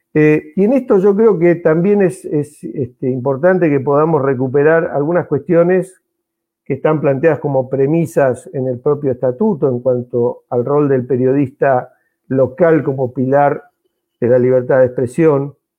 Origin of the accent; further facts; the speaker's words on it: Mar del Plata, Buenos Aires Province, Argentina; soy eh, malplatense, así que me reivindico como bonaerense